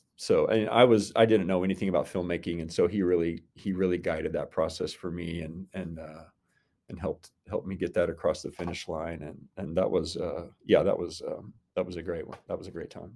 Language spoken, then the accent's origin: English; Inola, Oklahoma, United States; also born or lived in Brooklyn, New York / Norman, Oklahoma; I grew up in the Tulsa area and came to O U for school